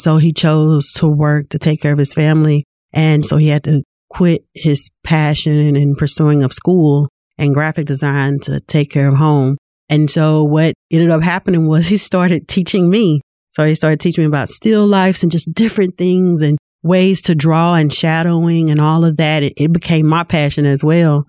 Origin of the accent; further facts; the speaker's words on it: Lewisville, Arkansas, United States; I was born and raised in Louisville, Arkansas.